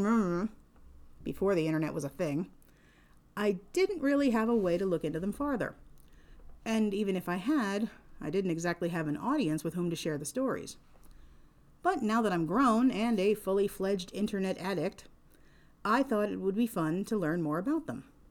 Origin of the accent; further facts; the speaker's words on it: Pennsylvania, United States; my home state of Pennsylvania